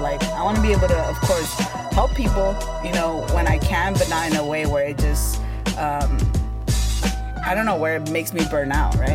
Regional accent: United States; first language Spanish; English is a second language; i'm an immigrant i was primarily raised in the united states um, i came when i was like three years old

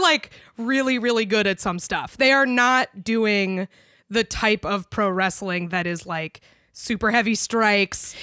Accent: United States; as an American

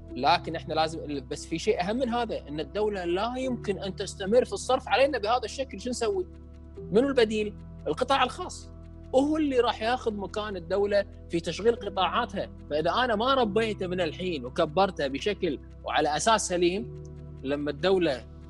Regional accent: Kuwait; ما عندنا مبرمجين كويتيين

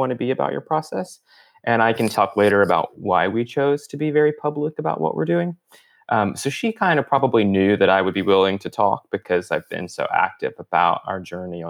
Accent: Southwest Georgia, United States; I grew up here in Georgia in a tiny town of 300 people in the country in Southwest Georgia, where Florida and Alabama and Georgia meet

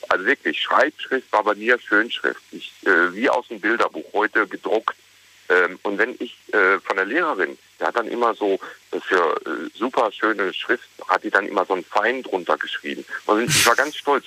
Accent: Ruhr area, North Rhine-Westphalia, Germany; ich bin im Ruhrgebiet groß geworden, äh, in einer Bergbausiedlung

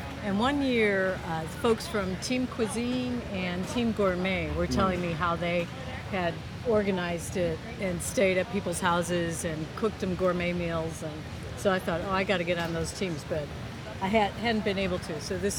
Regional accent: Charlotte, North Carolina, United States; I'm from Charlotte, North Carolina.

